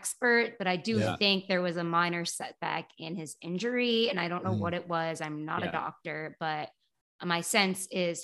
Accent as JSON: {"language": "English", "town": "Canton", "region": "Massachusetts", "country": "United States", "tie": "born or raised there", "said": "I'm from Boston"}